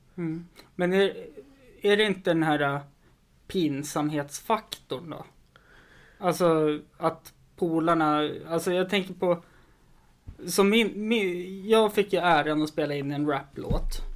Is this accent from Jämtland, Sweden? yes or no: yes; Östersund, Jämtland, Sweden; jag har en väldigt stor kompisskara hemma i Östersund